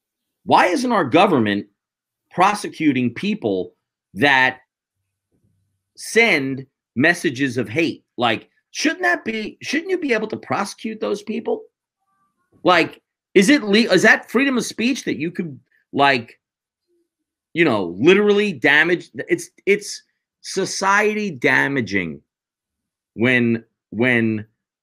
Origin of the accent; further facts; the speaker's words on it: United States; I'm an American citizen